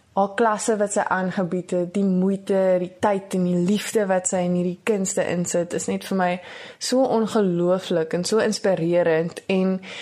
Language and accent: Afrikaans; Porterville, Western Cape, South Africa; Ek is van Porterville. Ek is nou tans in Hoërskool Porterville in Graad 11.